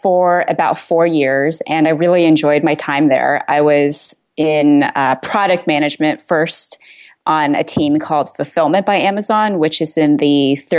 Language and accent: English; Vienna, Virginia, United States; I'm originally from Vienna, Virginia.